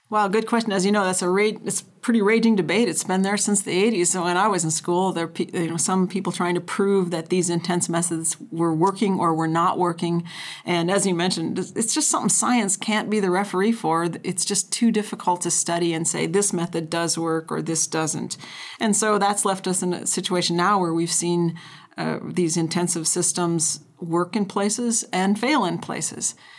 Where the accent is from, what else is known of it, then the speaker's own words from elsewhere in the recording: North Dakota, United States; now in Idaho, United States; I grew up in North Dakota